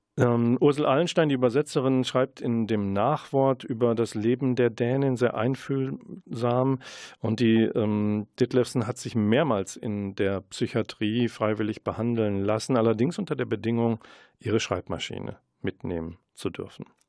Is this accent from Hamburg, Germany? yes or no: no; Münster, North Rhine-Westphalia, Germany; als Münsteraner